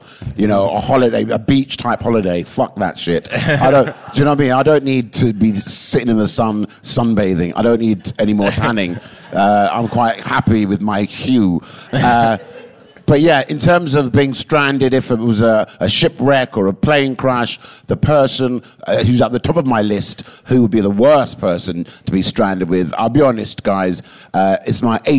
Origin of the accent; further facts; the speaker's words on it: England, United Kingdom; Well, yeah, because I spent too many years being so English.